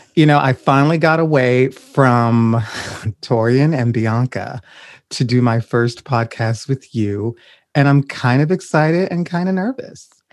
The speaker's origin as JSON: {"language": "English", "region": "Louisiana", "country": "United States", "said": "I'm originally from Louisiana"}